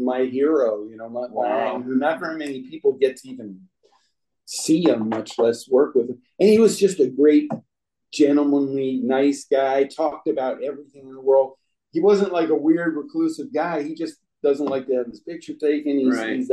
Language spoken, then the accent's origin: English; Long Island, New York, United States; now in Los Angeles, United States; I grew up in New York, you know, Long Island